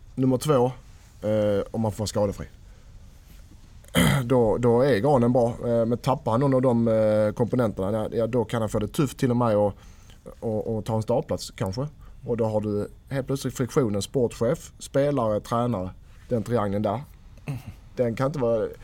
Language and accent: Swedish; Helsingborg, Skåne, Sweden; moved away; hemma i Helsingborg. Nästan Helsingborg